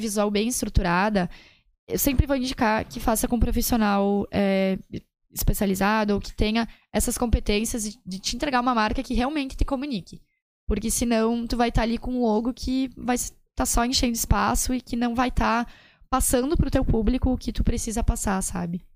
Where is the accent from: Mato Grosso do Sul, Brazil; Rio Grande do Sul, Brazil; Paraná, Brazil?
Rio Grande do Sul, Brazil; Serafina Corrêa; Eu sou de Serafina, eu trabalho lá